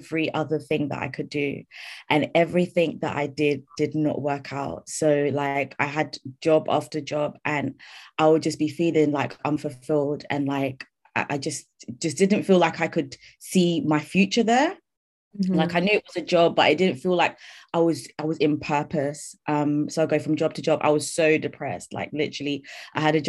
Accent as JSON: {"language": "English", "region": "London", "country": "United Kingdom", "tie": "born or raised there", "said": "I grew up in London"}